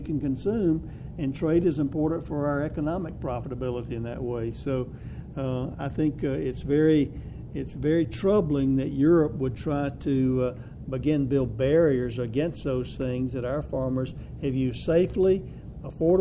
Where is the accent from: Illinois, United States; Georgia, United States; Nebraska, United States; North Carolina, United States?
Georgia, United States; I'm from Georgia